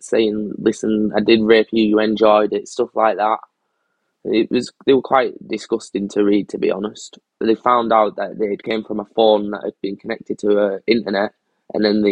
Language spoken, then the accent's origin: English; Cumbria, North West England, United Kingdom; I wasn't allowed to my hometown. I wasn't allowed to where I live or where I came from. I had to go stay with a friend further up in North Cumbria